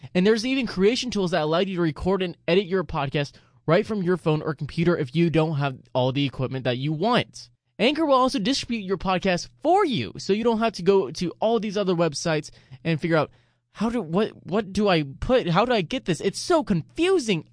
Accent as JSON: {"language": "English", "town": "San Antonio", "region": "Texas", "country": "United States", "tie": "born or raised there", "also_born_or_lived": "Dallas", "moved": "yes", "said": "I grew up in San Antonio"}